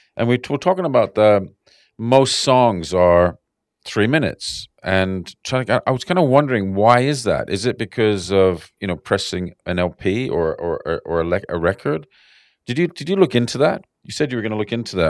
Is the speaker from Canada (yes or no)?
yes; Canada; now in Sydney, Australia; growing up in Canada